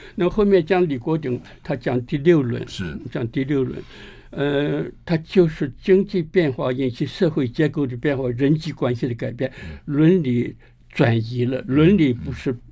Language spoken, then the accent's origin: Chinese; Shandong, China; now in Taiwan; 我讲一句五山东土话